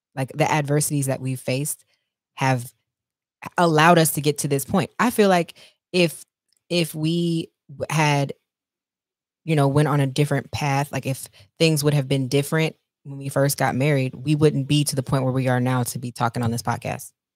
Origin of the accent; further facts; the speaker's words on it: Texas, United States; I'm from Texas